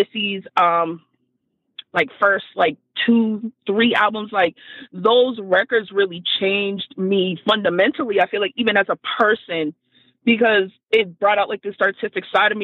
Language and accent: English; Boston, Massachusetts, United States; I'm from Dorchester